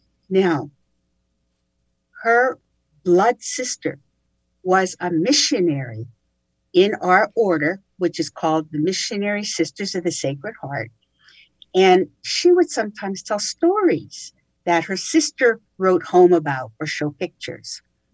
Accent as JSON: {"language": "English", "town": "Coaldale", "region": "Pennsylvania", "country": "United States", "tie": "born or raised there", "also_born_or_lived": "New York City", "said": "there is a small coal mining town in Pennsylvania called Coaldale. Even though, take note, I was born in New York City. However, my parents moved back home for them to Coaldale."}